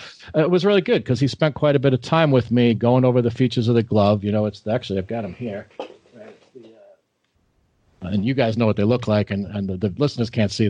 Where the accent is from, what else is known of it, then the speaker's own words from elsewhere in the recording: Long Island, New York, United States; I'm in Levittown, you know, I grew up on Long Island